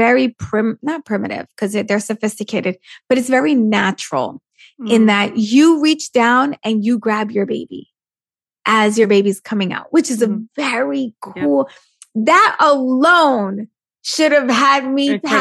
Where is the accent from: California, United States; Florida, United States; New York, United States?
New York, United States; I'm Puerto Rican from New York, raised by a single mom.